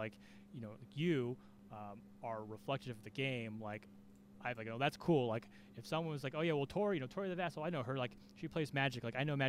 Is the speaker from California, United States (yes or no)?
yes; California, United States; I'm from California